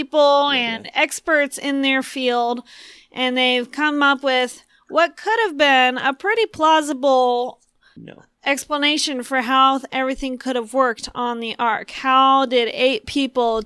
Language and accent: English; Puerto Rico; now in United States; growing up in Puerto Rico, you know, your blood thins out and you get used to pretty hot temperatures